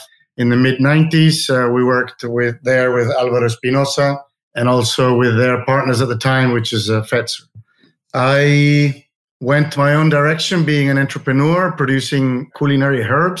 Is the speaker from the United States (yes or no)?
no; Chile; moved away as an adult; also born or lived in England; now in Uruguay; I was born in Chile from a British family and boarding school in England. And I studied agricultural engineering in Chile, a Catholic university.